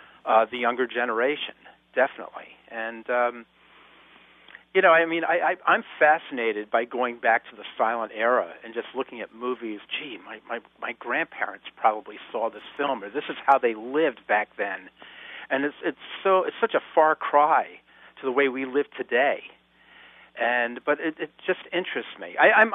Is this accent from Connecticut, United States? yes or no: yes; Stamford, Connecticut, United States; my hometown of Stamford, Connecticut